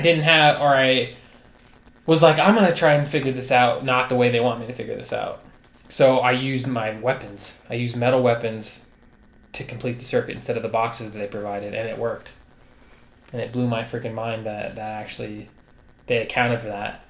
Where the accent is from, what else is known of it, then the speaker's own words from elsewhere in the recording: United States; I'm American